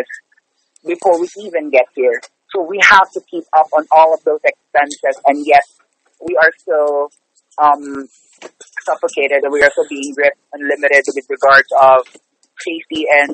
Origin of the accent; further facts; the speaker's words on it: Manila, Metro Manila, Philippines; moved away as an adult; now in New York, United States; I'm actually originally from the Philippines. I'm originally from the Philippines, from Manila.